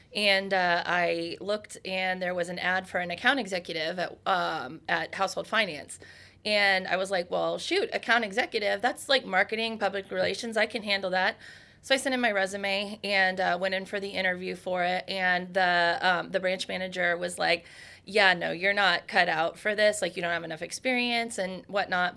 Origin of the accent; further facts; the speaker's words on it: Ohio, United States; That is my home state